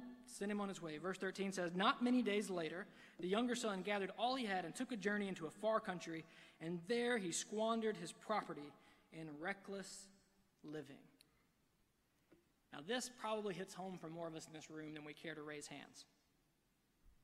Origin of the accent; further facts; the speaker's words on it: Alabama, United States; I'm from Alabama